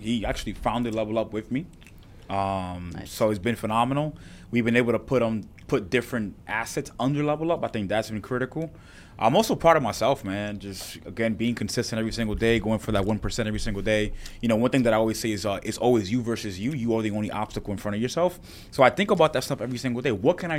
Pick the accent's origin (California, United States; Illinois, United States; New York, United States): New York, United States; New York City; I'll say my hometown back in Washington Heights.